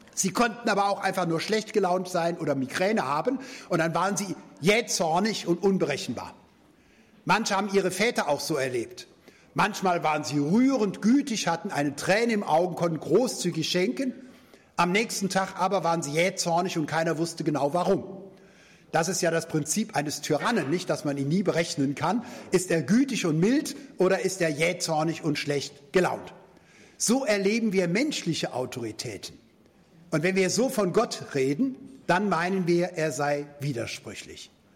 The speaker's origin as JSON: {"language": "German", "country": "Germany", "said": "als Deutsche"}